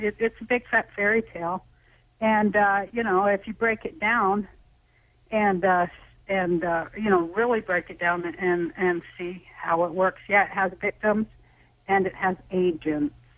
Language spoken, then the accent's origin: English; Salt Lake City, Utah, United States; I'm from Salt Lake City, Utah